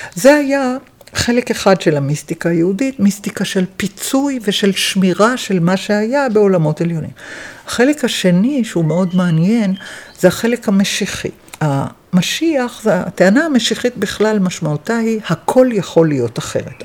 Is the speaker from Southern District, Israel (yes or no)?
no; Jerusalem, Jerusalem District, Israel; born or raised there